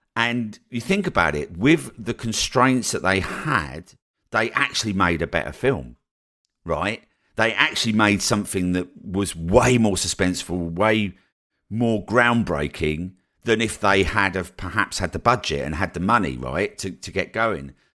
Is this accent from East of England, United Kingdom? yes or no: yes; Colchester, East of England, United Kingdom; moved away as an adult; also born or lived in Newquay / Brighton; when I moved down to Newquay from Colchester, which was the first place that I moved away from home